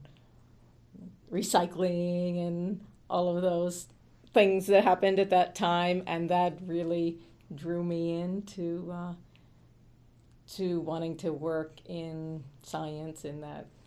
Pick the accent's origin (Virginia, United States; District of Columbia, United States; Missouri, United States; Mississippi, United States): Virginia, United States; Falls Church; now in New York City, United States; I grew up in the DC area, mostly in Northern Virginia, in Falls Church